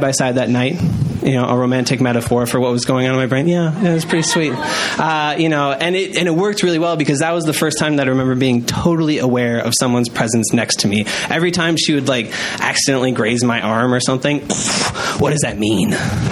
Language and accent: English; Janesville, Wisconsin, United States; I'm from Janesville